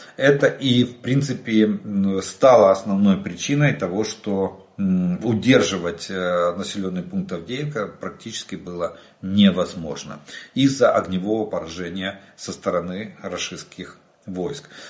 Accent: Ukraine; мы из Украины

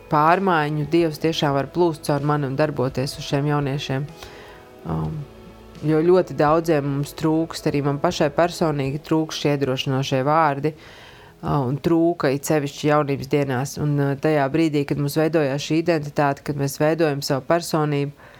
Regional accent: Iecava, Latvia; Esmu no Iecavas

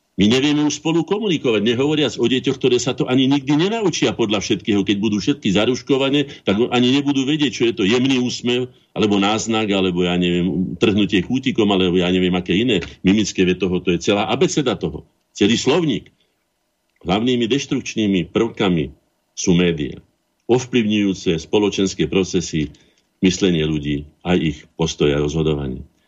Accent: Slovakia; sme ako Slováci aj štát boli prví na svete

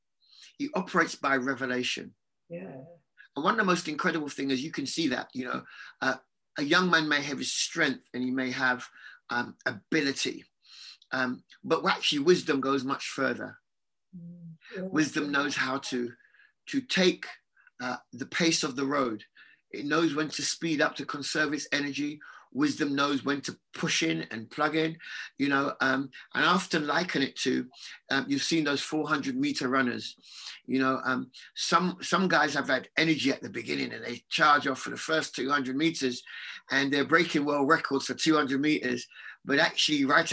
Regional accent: London, United Kingdom; I lived on Churchill Road, so that was really the area that I grew up in.

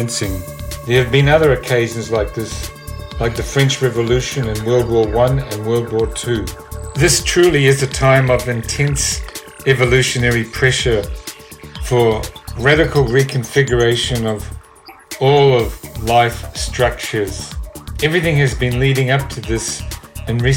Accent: New Zealand; moved away; I'm originally from New Zealand. I'd been involved with punk groups and rock and roll in the 70s there

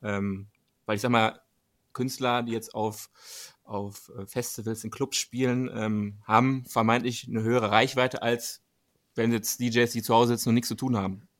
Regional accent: Dortmund, North Rhine-Westphalia, Germany; für meine Region hier, wir kommen ja selber aus Dortmund

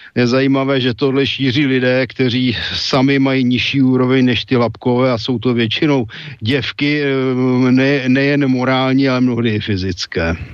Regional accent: West Bohemia, Czechia; my jsme západo Češi

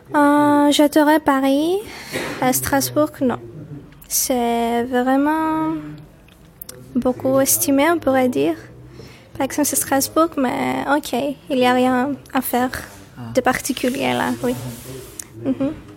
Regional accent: Limassol, Limassol District, Cyprus; French is a second language; moved away as an adult; now in Nicosia, Cyprus; J'habite ici à Nicosie il y a cinq ans, mais en fait je viens de Limassol

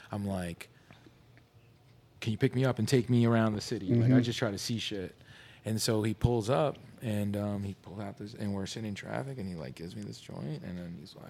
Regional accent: Philadelphia, Pennsylvania, United States; moved away as an adult; also born or lived in Lansdale, Pennsylvania; I was born in Philly

